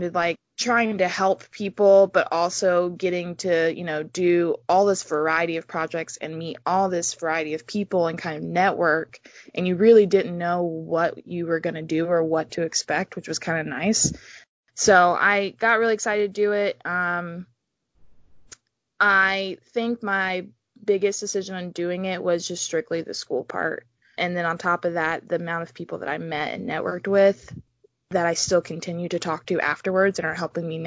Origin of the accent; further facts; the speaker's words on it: Central Georgia, United States; now in Savannah, United States; originally, I'm from Central Georgia, but I lived in Savannah, Georgia for a long time.